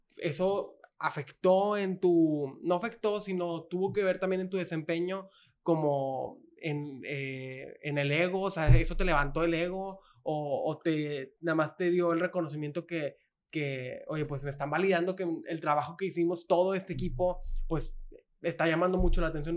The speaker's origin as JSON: {"language": "Spanish", "country": "Mexico", "said": "somos los mexicanos"}